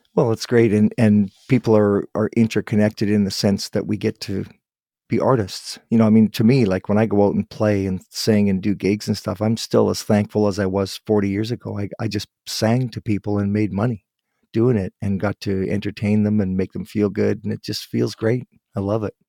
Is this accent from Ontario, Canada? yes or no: yes; Guelph, Ontario, Canada; I was born in Guelph